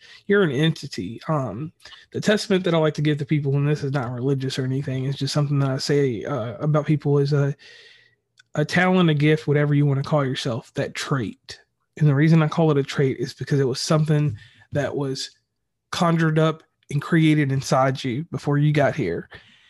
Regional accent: West Virginia, United States; I'm from West Virginia

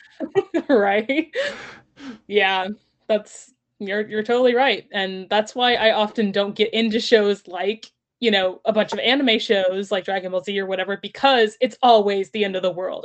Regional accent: Texas, United States; I grew up in Texas

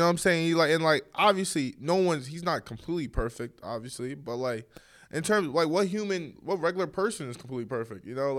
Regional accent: New Jersey, United States; also born or lived in Bronx, New York; No, I was raised in New Jersey. I was born in the Bronx, grew up there for a little bit of time, like, so I was like 8 years old. And then I moved to New Jersey.

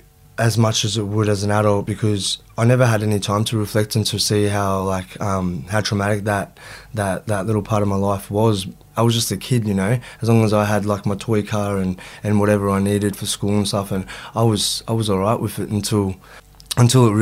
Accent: Melbourne, Victoria, Australia; also born or lived in Gold Coast; now in Sydney, Australia; I was born in Moonee Ponds, grew up in Broadmeadows.

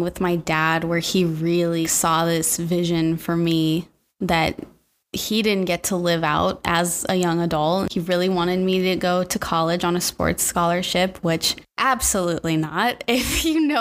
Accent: Temecula, California, United States; moved away as an adult; also born or lived in Los Angeles; we moved to LA from Temecula. It's not too far out of LA, actually.

